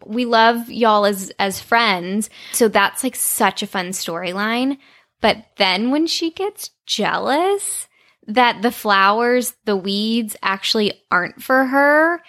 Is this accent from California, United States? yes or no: no; Texas, United States; when I was growing up in Texas.